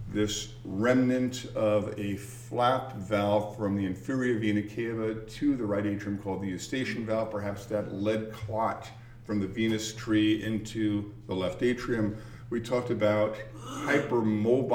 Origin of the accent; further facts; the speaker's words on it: New York City, New York, United States; I grew up in Queens, New York, went to school in Northern Manhattan